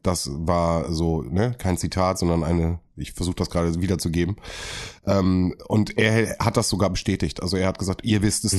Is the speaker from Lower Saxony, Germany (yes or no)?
no; North Rhine-Westphalia, Germany; ich komme aus NRW